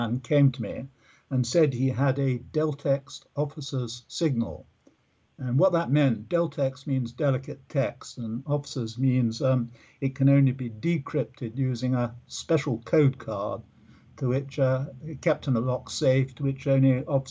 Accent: London, United Kingdom; now in Portsmouth, United Kingdom; my mother, who was the first female officer in the London Fire Brigade, we were near London. It's like just in the outskirts of London, near a lovely park called Richmond Park in the southwest of London.

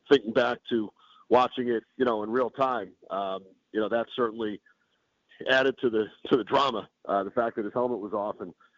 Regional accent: Long Island, New York, United States; growing up on Long Island in New York

